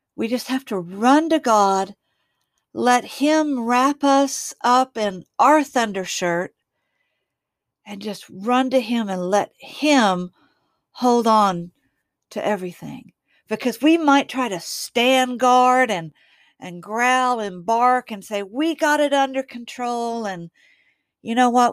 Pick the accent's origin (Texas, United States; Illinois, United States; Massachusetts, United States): Texas, United States; Waxahachie; I kind of live out in the country from my hometown of Waxahachie, Texas.